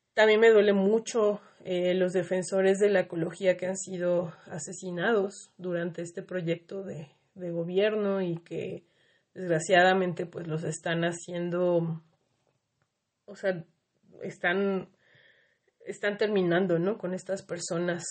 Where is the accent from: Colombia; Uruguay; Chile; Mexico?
Mexico; las heridas colectivas que tenemos como mexicanos